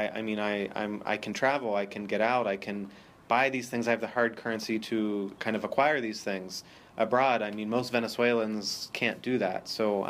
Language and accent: English; Pennsylvania, United States; Oh, no, I'm from the U.S. I'm from Pennsylvania.